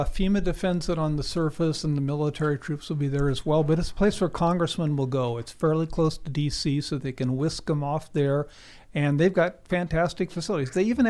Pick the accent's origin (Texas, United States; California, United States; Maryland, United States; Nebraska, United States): Nebraska, United States; Lincoln; I grew up in Lincoln, Nebraska, 60 miles from Offutt Air Force Base Strategic Air Command headquarters, one of the top nuclear targets.